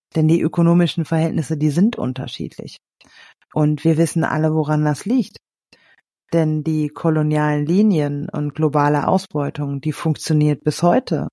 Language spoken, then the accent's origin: German; Germany; als Deutsche